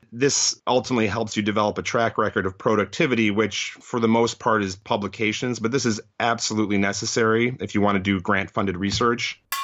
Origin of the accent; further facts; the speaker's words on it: Chicago, Illinois, United States; moved away as an adult; also born or lived in New Haven, Connecticut; now in Detroit, United States; I grew up in the Chicago area